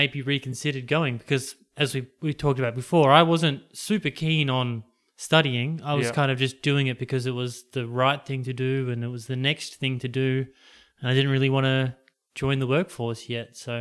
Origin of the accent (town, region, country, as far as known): Adelaide, South Australia, Australia